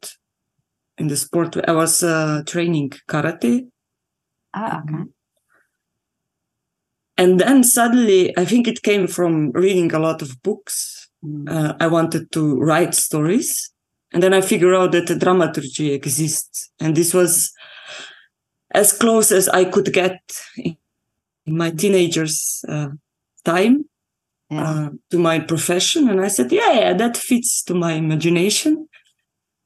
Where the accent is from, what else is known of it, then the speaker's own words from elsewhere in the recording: Slovenia; I grew up in Slovenia